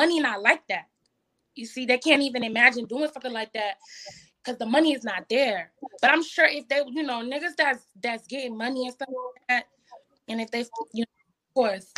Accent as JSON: {"language": "English", "town": "Orlando", "region": "Florida", "country": "United States", "said": "I'm from Orlando"}